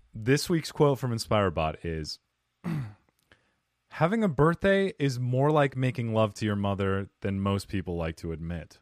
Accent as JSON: {"language": "English", "town": "Cottonwood", "region": "Arizona", "country": "United States", "tie": "born or raised there", "said": "I grew up in Cottonwood, Arizona"}